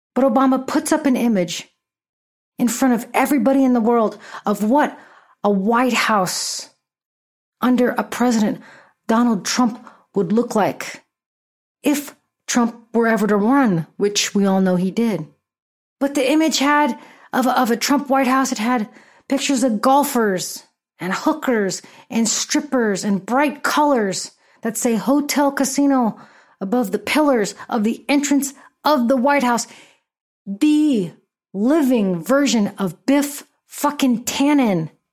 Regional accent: Bay Area, California, United States; That's my people. That's where I'm from

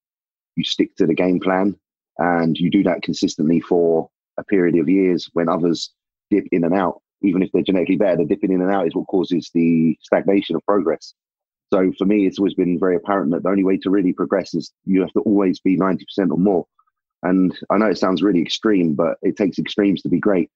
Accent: England, United Kingdom; I'm a bodybuilder from England

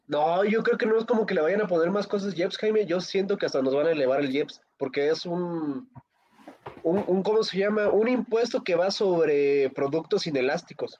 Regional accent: Zinacantepec, State of Mexico, Mexico; Hoy visitó a Sinacantepec

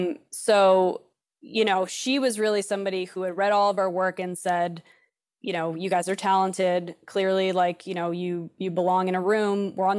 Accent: New York, United States; moved away; I lived in New York. I'm from New York.

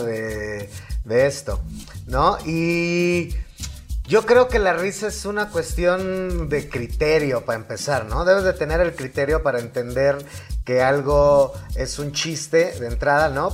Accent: Mexico City, Mexico; accent: chilango; si te oyen ahí como el acento chilango

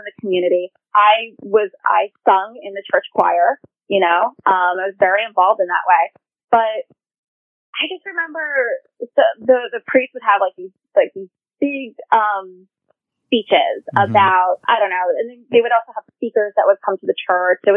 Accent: New York City, New York, United States; growing up in Queens, you know, I went to school with a different, like people of different faiths

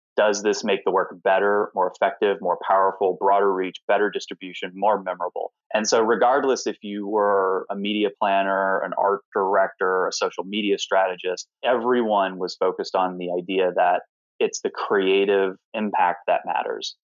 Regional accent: Alpharetta, Georgia, United States; also born or lived in Knoxville, Tennessee; now in New York, United States; I was born in Knoxville, Tennessee, and grew up in a small town called Alpharetta, Georgia

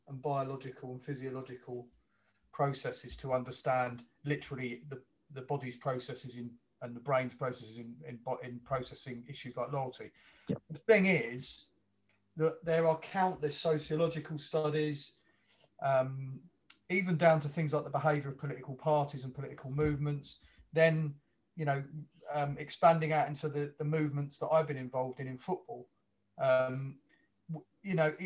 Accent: London, United Kingdom; moved away as an adult; also born or lived in Earlsfield / Brighton; I haven't lived where I was born for 38 years, you know, where I was brought up in Wimbledon Park.

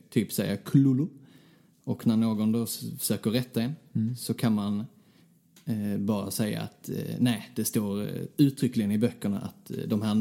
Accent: Skåne, Sweden; accent: Scanian; Förlåt för min skånska.

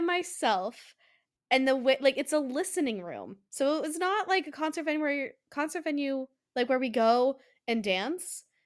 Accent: Colorado, United States; moved away; I I'm from Colorado

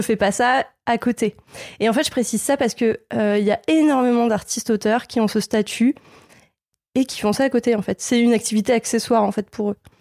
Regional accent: southern Essonne, Île-de-France, France; now in Lille, France; je viens du sud-sud du sud de l'Essonne

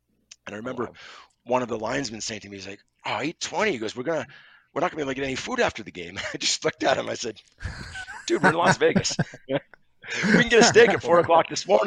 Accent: Montreal, Quebec, Canada; I grew up in Montreal, going to the Montreal Forum

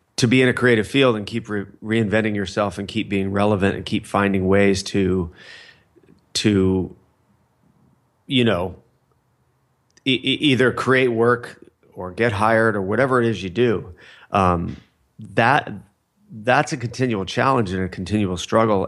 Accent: Fullerton, California, United States; I grew up in Fullerton, California

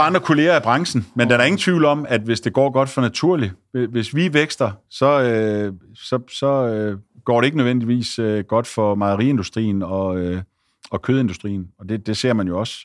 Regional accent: Esbjerg/Ribe area, Southern Denmark, Denmark; Esbjerg, Ribe og uh, ude på, uh, hvor jeg kommer fra

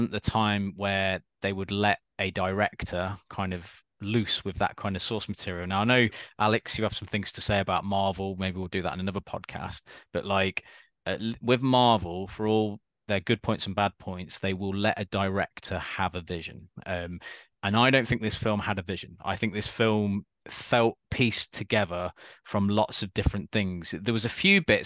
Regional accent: United Kingdom; we're obviously British

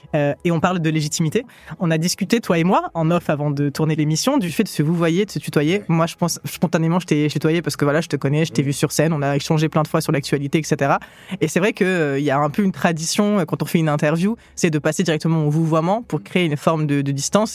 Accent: south of France, France; moved away as an adult; also born or lived in Grenoble; je viens du sud de la France

